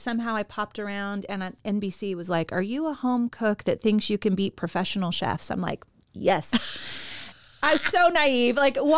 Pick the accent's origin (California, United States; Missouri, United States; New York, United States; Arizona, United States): California, United States; San Leandro; born there; I was born in California, San Leandro, and we spent the first 6 years in the Bay Area where he owned his gym.